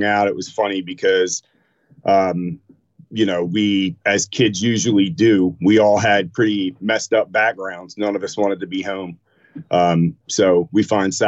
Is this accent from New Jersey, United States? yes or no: yes; Camden, New Jersey, United States; also born or lived in Pennsauken, New Jersey / Maple Shade, New Jersey; now in Philadelphia, United States; was born in Jersey. Grew up in a couple of different interesting areas, Camden, just outside, Pensauken, Maple Shade